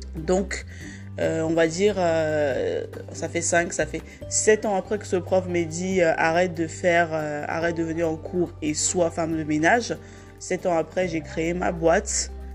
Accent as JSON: {"language": "French", "country": "Cameroon", "tie": "born or raised there", "moved": "yes", "lives_now": "France", "said": "je suis née au Cameroun"}